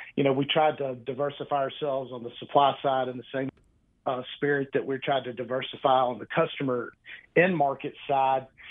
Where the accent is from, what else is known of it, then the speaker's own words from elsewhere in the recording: Mobile, Alabama, United States; moved away as an adult; now in Birmingham, United States; I was born and raised in Mobile, uh, you know, down right on the central Gulf Coast